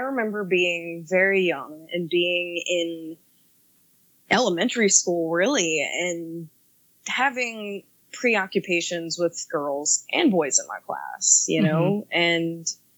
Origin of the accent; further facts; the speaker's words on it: the South, United States; I'm also from the South